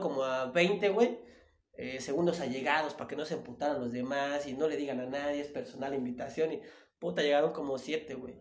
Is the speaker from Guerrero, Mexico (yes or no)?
no; Tapachula, Chiapas, Mexico; now in Mexico City, Mexico; yo soy de Tapachula, Chiapas, eh, que está, a, estoy a 15 minutos de la frontera de Guatemala